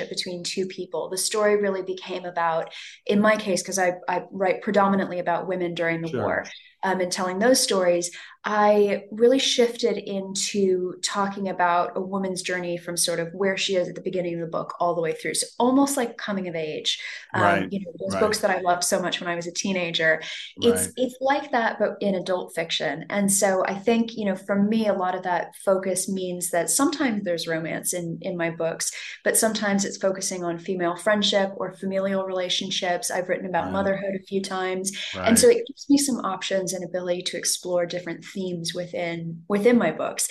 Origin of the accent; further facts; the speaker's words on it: Los Angeles, California, United States; accent: American; moved away as an adult; now in London, United Kingdom; I was born and raised in Los Angeles